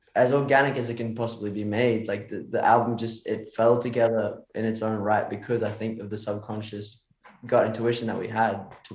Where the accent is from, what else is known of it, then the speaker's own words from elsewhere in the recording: Australia; I'm from Australia, I meant to say.